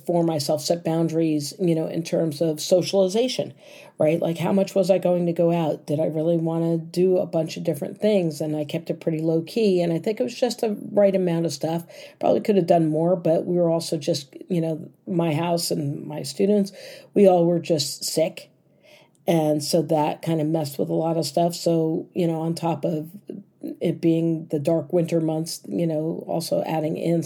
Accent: United States; As an American

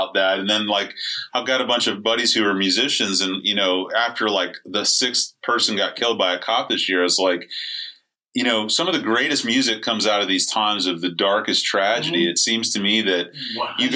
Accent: St. Petersburg, Florida, United States; I grew up over in St. Pete.

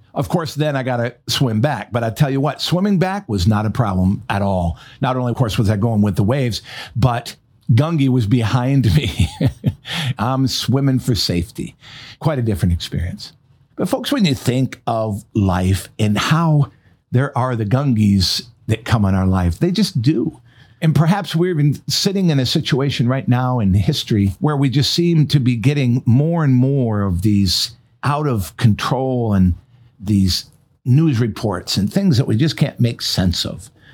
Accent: Michigan, United States; moved away; also born or lived in North Carolina; which was my home state

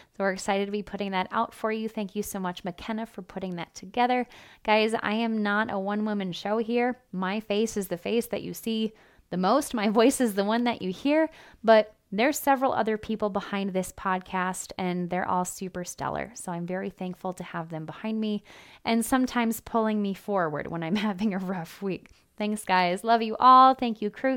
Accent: Iowa, United States; my home state of Iowa. Yes, Iowa. If you don't already know, born and raised here

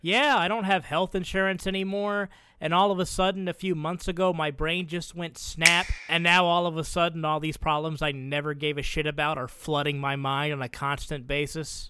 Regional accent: the South, United States; I grew up in the South

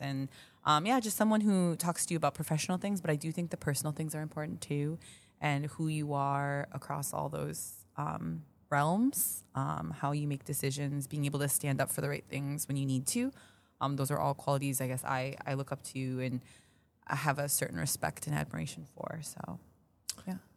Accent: Minneapolis, Minnesota, United States; moved away as an adult; also born or lived in Daegu, South Korea; now in Chicago, United States; I was born in Tegu, South Korea, uh, but I grew up in Minneapolis

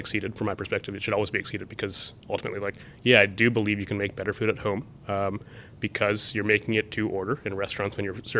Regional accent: Columbus, Ohio, United States; I grew up in the Midwest.

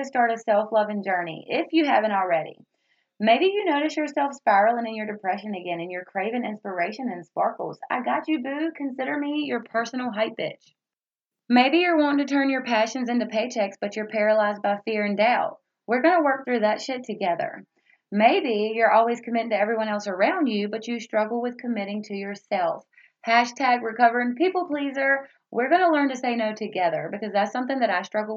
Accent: Roanoke Rapids, North Carolina, United States; I was born and raised in the South, as I mentioned before, from the great big city of Roanoke Rapids, North Carolina

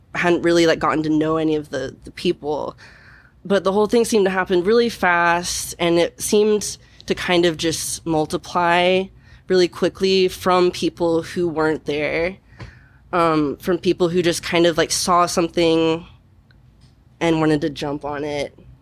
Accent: Kansas City, Missouri, United States; moved away as an adult; now in Portland, United States; I'm from Kansas City, so it's like it's like the big city kind

